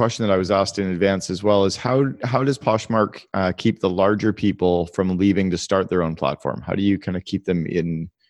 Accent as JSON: {"language": "English", "town": "Vancouver", "region": "British Columbia", "country": "Canada", "said": "We're from Vancouver where Lulu started"}